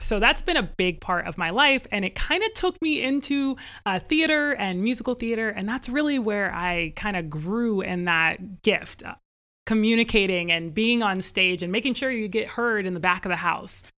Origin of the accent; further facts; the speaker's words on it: Northern Virginia, United States; I actually was born into a family that we grew up in Northern Virginia, right outside of Washington, D.C.